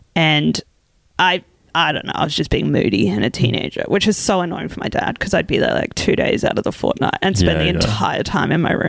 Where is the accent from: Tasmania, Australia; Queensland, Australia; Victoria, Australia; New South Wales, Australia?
Queensland, Australia; Brisbane; I grew up like in Brisbane. I'd never felt cold in my life.